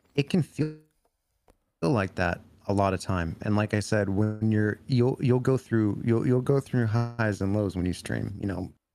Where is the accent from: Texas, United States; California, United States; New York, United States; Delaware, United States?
California, United States; growing up in California